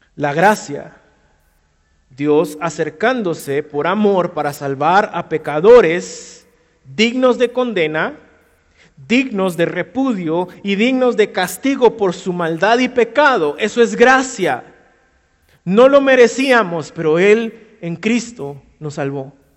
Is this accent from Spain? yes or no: no; Guatemala; si somos muy chapines